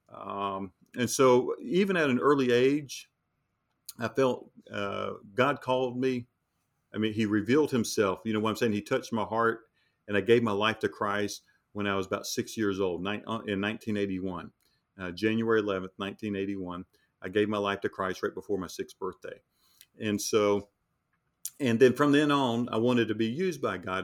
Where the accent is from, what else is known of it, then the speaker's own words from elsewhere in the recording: North Carolina, United States; we're from North Carolina